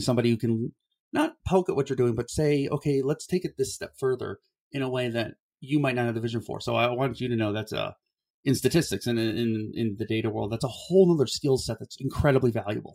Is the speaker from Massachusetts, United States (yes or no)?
no; Cleveland, Ohio, United States; I grew up in Ohio